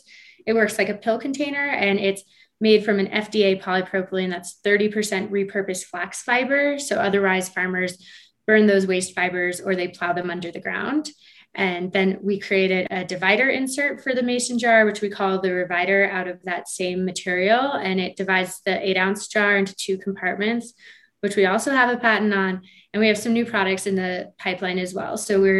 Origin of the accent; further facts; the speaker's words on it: Colorado, United States; So he's, like I said, we're both from Colorado.